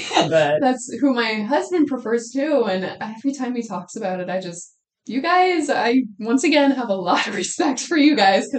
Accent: York, United States; I grew up in York Public Schools. I mean, I went to high school there

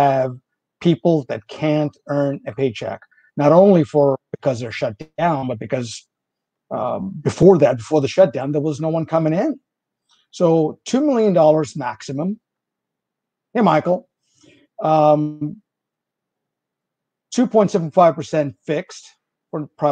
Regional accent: India; English is a second language; moved away; English is a foreign language for me. I'm originally from India

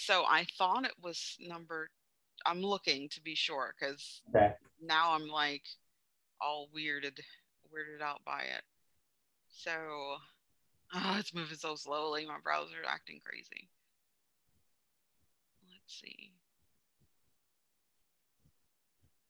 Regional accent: Jamaica; moved away; being raised in Jamaica

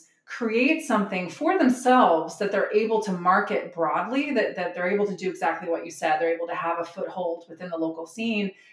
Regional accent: the Bay Area, California, United States; I'm from the Bay

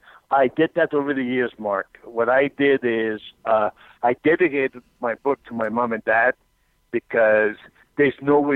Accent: outside of Quebec City, Canada; moved away; also born or lived in San Diego; I grew up outside of Quebec City

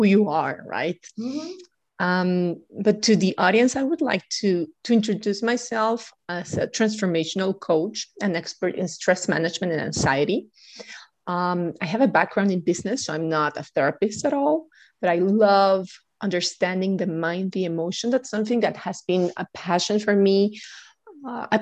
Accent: Guatemala; moved away; I'm originally from Guatemala

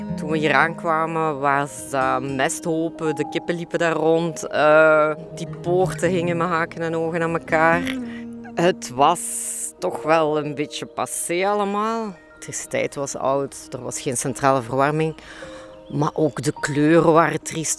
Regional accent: Limburg, Belgium; ik heb een groot deel van mijn jeugd doorgebracht in Limburg

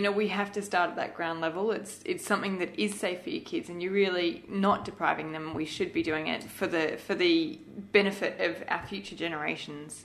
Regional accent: Malaysia; I grew up in Malaysia

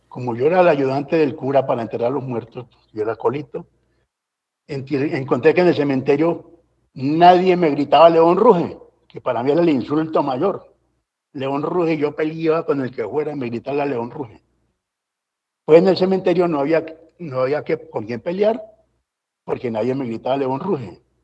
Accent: Valle del Cauca, Colombia; also born or lived in Anzá, Antioquia / Medellín / Cali; más del Valle me reclamo, porque esa tierra la amo, pues allí yo me formé

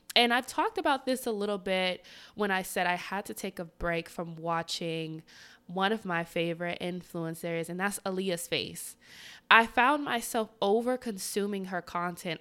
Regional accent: the South, United States; I'm from the South

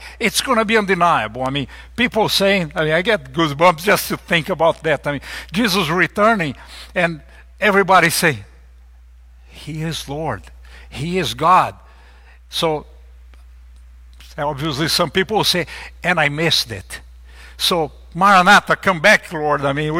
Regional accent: Brazil; You guys know I'm from Brazil, and I'm a big soccer fan, a horrible player, but a big fan.

